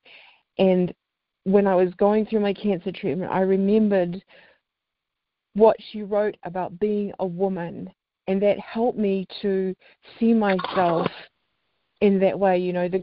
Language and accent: English; New Zealand; now in Salt Lake City, United States; I'm originally from New Zealand